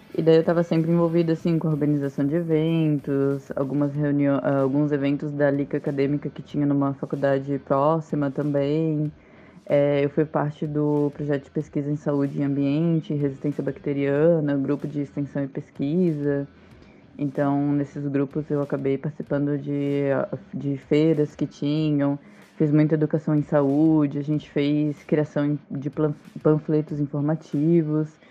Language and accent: Portuguese; Florianópolis, Santa Catarina, Brazil; moved away; na minha cidade natal, eu ia estar mais perto dos meus pais, da minha família, ia voltar realmente para minha cidade